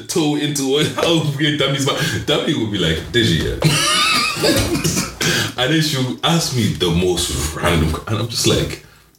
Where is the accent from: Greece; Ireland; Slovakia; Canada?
Ireland; Cork, Munster; Here, I'm from Cork, buddy. I'm from Cork, buddy.